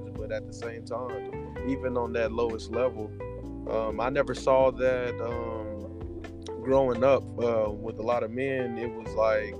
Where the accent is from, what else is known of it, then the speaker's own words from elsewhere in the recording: Texas, United States; also born or lived in Oakland, California; I was raised in Texas. I call myself country boy